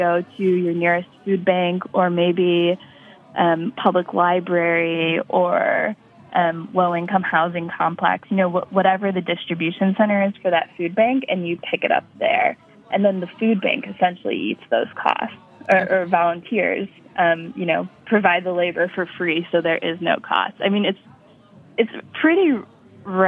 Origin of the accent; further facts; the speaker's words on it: upstate New York, United States; a grocery chain in my hometown. It's called Tops Markets. It's like a sort of regional chain in upstate New York